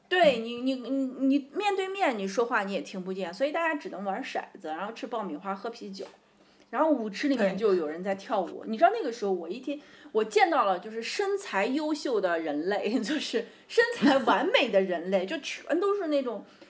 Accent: Xi'an area, Shaanxi, China; moved away as an adult; now in Beijing, China; 我出生在农村嘛

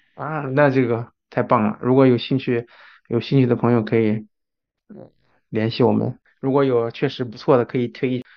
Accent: China; now in Japan; 对于在日本生活的人来说，中国人，我们也是外国人的

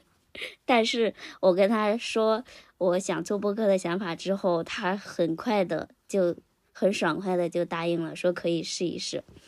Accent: Henan, China; 我呢，现在是，也是在一个小县城里面工作。嗯，是在我们家乡的，呃，河 河南一个，一个，一个小县城，属于，属于一种躺平生活吧

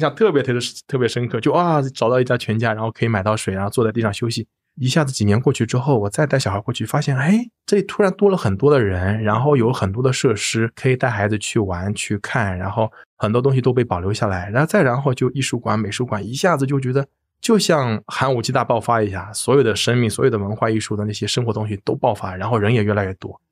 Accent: Shanghai, China; 作为上海人，我都觉得非常自豪

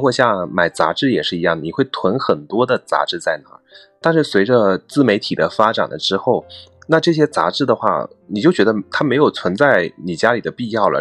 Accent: southern China, China; 我是一个南方人

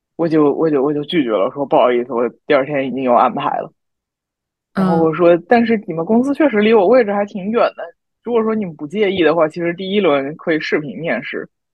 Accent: southern China, China; 我们南方人就是没有这个习惯啊

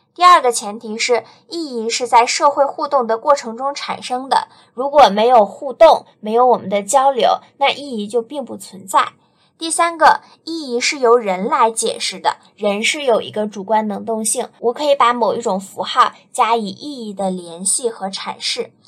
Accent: China; 我作为一个中国人

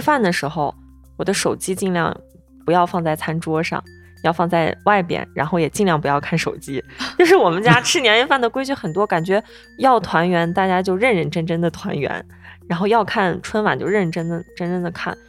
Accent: Shanxi, China; 我是山西人嘛，吃年夜饭我们一定是在晚上吃

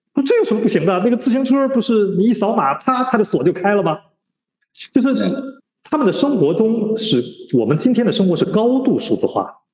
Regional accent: China; 我们中国人

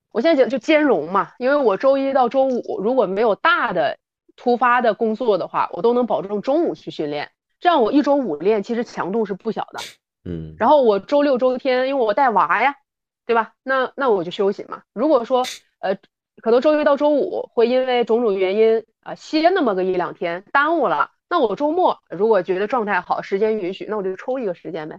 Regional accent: Northeast China, China; 我是东北人，这个冬天身为东北人我特别感谢有那么多南方的小伙伴儿啊，来到我们东北做客，都知道我们东北人是特别实在的

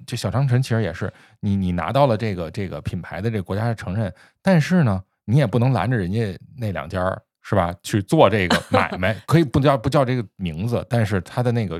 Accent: Beijing, China; 就是我就发现，就好多人一提这卤煮，就是咱们北京人可能也因为也自这个自己这种自豪感哈，

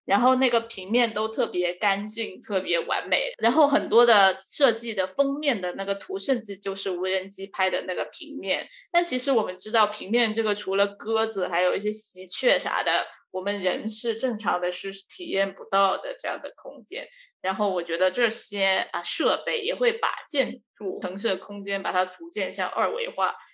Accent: China; 我们是中国人

